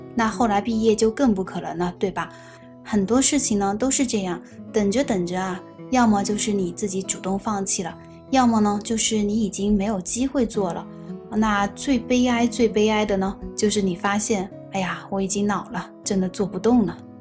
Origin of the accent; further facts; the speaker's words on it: Meishan, Sichuan, China; 比如说拿我们四川做一个比方哈，那比如我的老家是眉山的